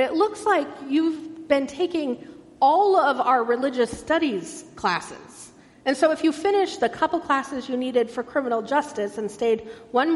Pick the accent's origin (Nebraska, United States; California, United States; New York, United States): California, United States; Irvine; I grew up in Irvine, a beautiful, planned and designed city